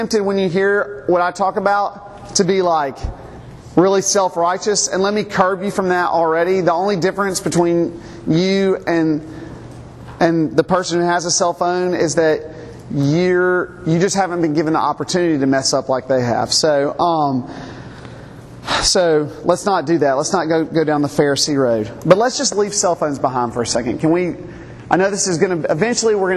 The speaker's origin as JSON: {"language": "English", "region": "Mississippi", "country": "United States", "tie": "born or raised there", "also_born_or_lived": "South Carolina / Louisiana", "moved": "as an adult", "lives_now": "Montgomery, United States", "said": "I was born in South Carolina. I lived most of my life in Mississippi"}